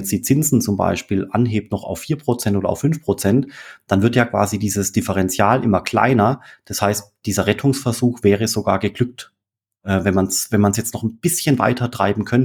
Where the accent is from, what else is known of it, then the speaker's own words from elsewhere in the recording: Germany; Und das als, als Deutscher, das ist schon skurril.